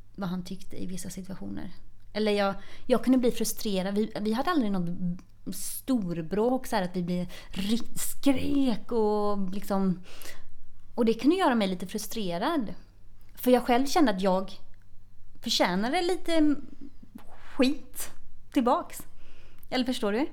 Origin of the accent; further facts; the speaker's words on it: Tvååker, Halland County, Sweden; moved away as an adult; now in Gothenburg, Sweden; Jag eh, kommer från Tvååker som är ett eh, litet samhälle utanför Varberg. Eh, och där har jag bott och levt fram tills jag flyttade hemifrån i, efter gymnasiet